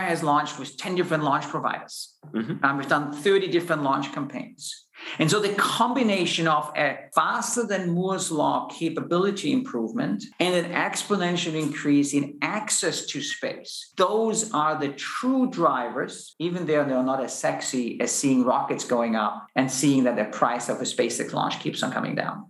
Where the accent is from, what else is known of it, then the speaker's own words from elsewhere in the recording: Austria; moved away as an adult; also born or lived in United States; now in Luxembourg; I'm originally from Austria, a physicist